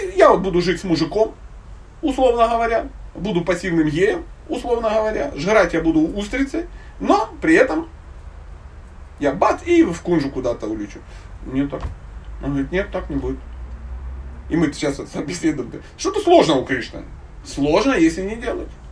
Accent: Dnipro, Dnipropetrovsk Oblast, Ukraine; Я родом из Днепропетровска

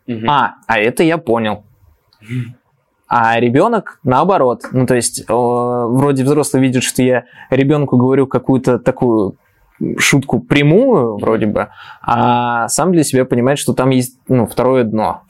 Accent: Moscow, Russia; я же москвич

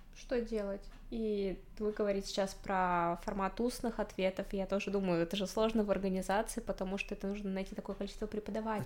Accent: Zabaykalsky Krai, Russia; Я сама из Забайкальского края, и я живу в селе

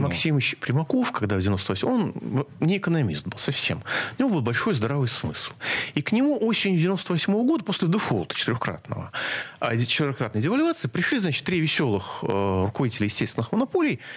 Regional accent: Moscow, Russia; как москвич

